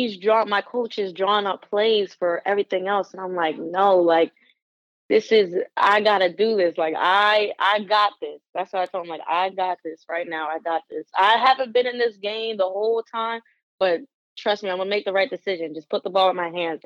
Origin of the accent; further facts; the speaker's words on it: Wilmington, Delaware, United States; also born or lived in Hockessin, Delaware; I'm actually from Wilmington, Delaware. I went to high school in Hockessin.